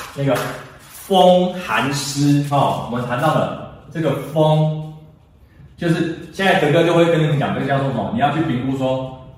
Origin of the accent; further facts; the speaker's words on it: Taiwan; 天气热的时候，我们台湾人会有一个很好玩的地方，就是大家怕热嘛